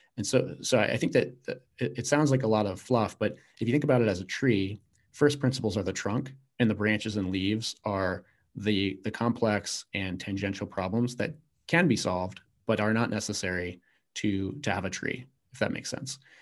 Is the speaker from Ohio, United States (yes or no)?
no; Virginia, United States; I grew up in Virginia